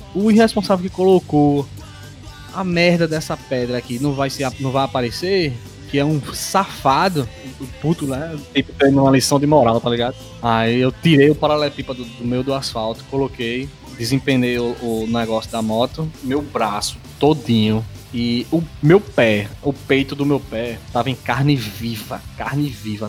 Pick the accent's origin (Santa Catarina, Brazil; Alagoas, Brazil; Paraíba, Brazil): Paraíba, Brazil; a gente, os três aqui, nós somos da Paraíba